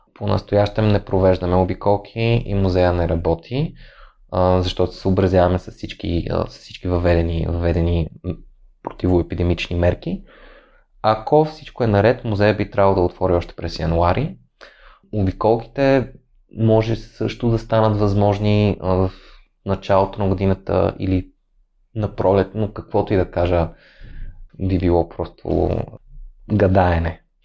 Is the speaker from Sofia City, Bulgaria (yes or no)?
yes; Sofia, Sofia City, Bulgaria; аз все пак съм от София